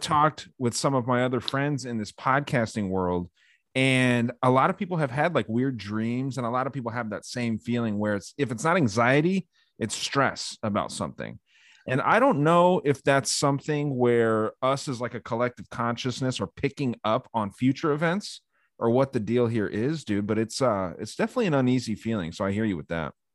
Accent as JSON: {"language": "English", "region": "Arizona", "country": "United States", "tie": "born or raised there", "said": "my home state of Arizona"}